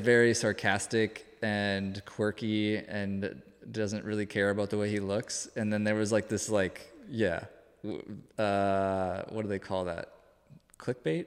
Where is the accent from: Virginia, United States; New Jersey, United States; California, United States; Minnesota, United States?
Minnesota, United States; now in Austin, United States; growing up in Minnesota